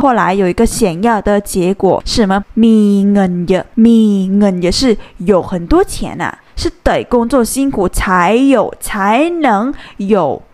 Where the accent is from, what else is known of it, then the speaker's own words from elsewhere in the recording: Thailand; 我们泰国人是 Kin啊